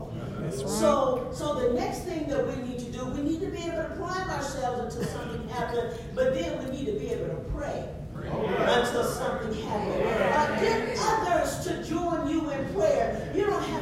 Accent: Wilmot, Arkansas, United States; I was born and raised in Wilmot, Arkansas

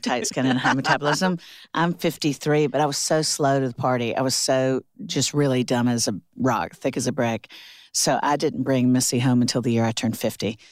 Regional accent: Orlando, Florida, United States; moved away as an adult; also born or lived in Alabama / South Carolina; now in Nashville, United States; I'm from Orlando, Florida.

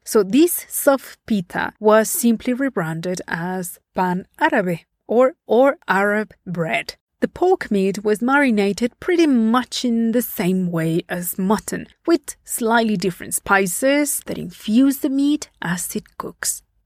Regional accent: Puebla, Mexico; my hometown, the city of Puebla

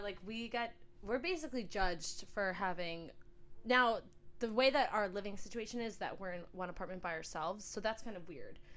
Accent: New York, United States; moved away as an adult; now in Australia; New York

